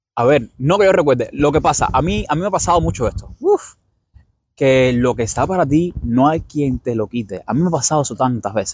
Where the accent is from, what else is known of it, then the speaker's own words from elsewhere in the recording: Cuba; moved away as an adult; now in New York, United States; Yo soy cubano.